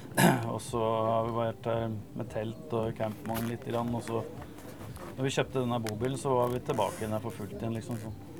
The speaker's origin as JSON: {"language": "Norwegian", "town": "Eidsvoll", "region": "Akershus", "country": "Norway"}